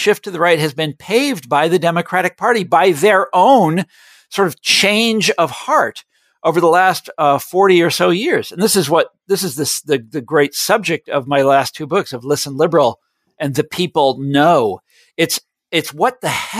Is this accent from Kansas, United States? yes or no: yes; Johnson County, Kansas, United States; I grew up in Johnson County, Kansas, which is the affluent white collar suburbs of Kansas City, Missouri.